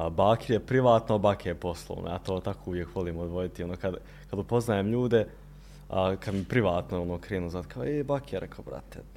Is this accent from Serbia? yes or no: no; Sarajevo, Federation of Bosnia and Herzegovina, Bosnia & Herzegovina; kod nas gore u Sarajevu, u Seljaku, malo hladnije vrijeme